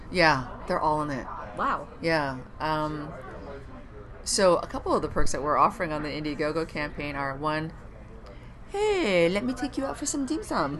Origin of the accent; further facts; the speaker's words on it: Ottawa, Ontario, Canada; moved away as an adult; also born or lived in Montreal; now in Los Angeles, United States; a Canadian who grew up in Ottawa